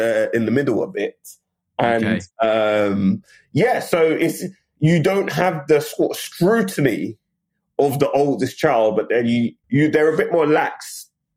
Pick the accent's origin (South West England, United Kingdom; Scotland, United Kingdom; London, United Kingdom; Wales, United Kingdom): London, United Kingdom; moved away as an adult; also born or lived in Bermondsey, London / Nottingham; So I grew up initially in Bermondsey, and then we moved laterally further sort of east to Woolwich. So my initial years were in Bermondsey till I was about like eight, nine. And then my sort of formative years thereafter were in Woolwich in southeast London.